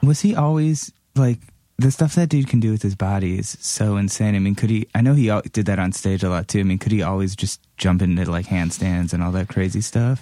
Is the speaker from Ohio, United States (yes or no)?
yes; Cleveland, Ohio, United States; moved away; growing up in Cleveland